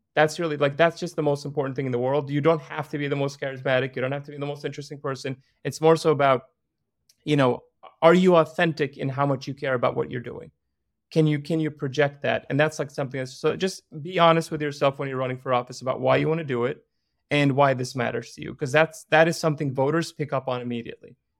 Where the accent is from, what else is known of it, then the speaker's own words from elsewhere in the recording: Iraq; now in United States; I was born in Iraq